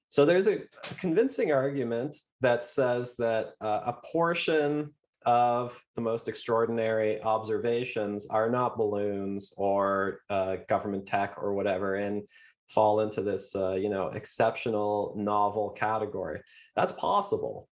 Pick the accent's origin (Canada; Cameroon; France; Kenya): Canada; I'm Canadian